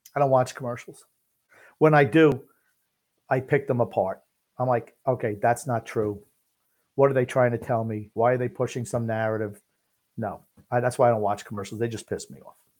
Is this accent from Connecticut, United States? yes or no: no; Smithtown, New York, United States; I was born in Smith, uh, uh, Smithtown